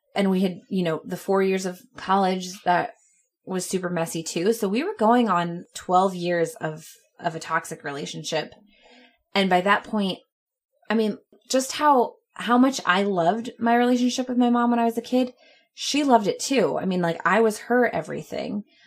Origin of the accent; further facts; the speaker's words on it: Clearwater, Florida, United States; also born or lived in Orlando, Florida; when we would come back home to Clearwater